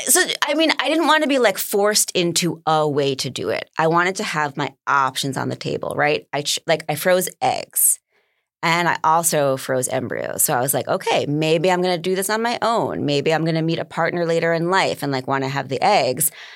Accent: New York, United States; I'm a New Yorker

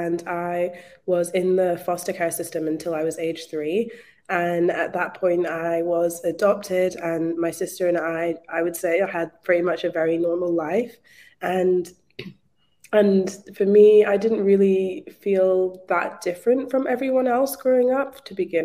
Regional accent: Scotland, United Kingdom; moved away as an adult; now in Melbourne, Australia; I'm actually from Scotland, but I moved to Australia in 2016.

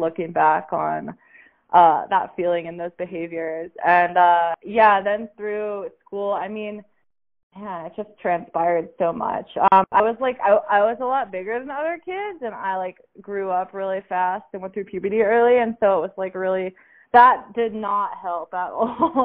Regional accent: Pittsburgh, Pennsylvania, United States; moved away as an adult; now in New Mexico, United States; I'm from Pittsburgh, Pennsylvania. And I lived there until I was 23.

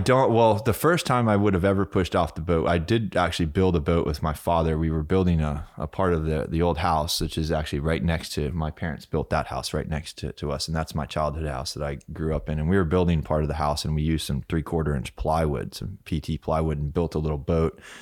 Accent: Key West, Florida, United States; also born or lived in France; I was born in Key West, in Stock Island, actually

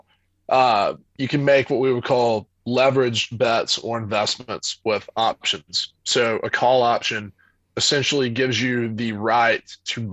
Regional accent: Tifton, Georgia, United States; moved away as an adult; now in Atlanta, United States; I'm from a little town called Tifton, Georgia, in South Georgia

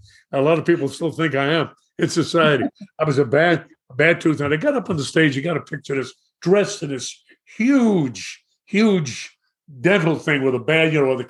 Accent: New York City, New York, United States; I grew up in Brooklyn and went to Madison High School

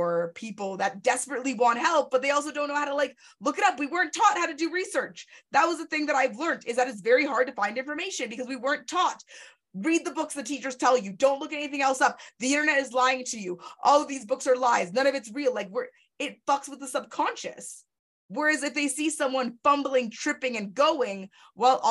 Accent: Canada

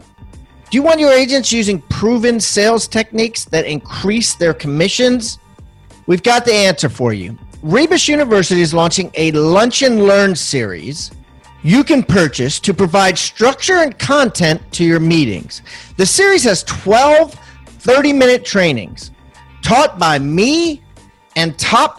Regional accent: Maryland, United States; I'm from Maryland

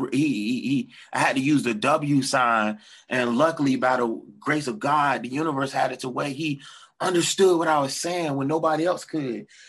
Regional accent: Portsmouth, Virginia, United States; now in Norfolk, United States; I grew up in Portsmouth, then moved to Norfolk, and I stayed

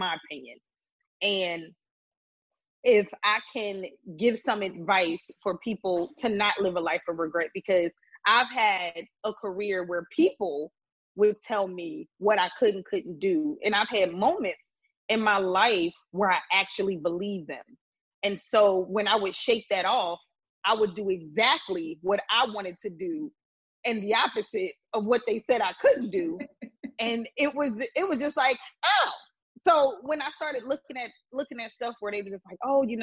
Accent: Philadelphia, Pennsylvania, United States; accent: East Coast; I am very proud that I am from Philadelphia, Pennsylvania

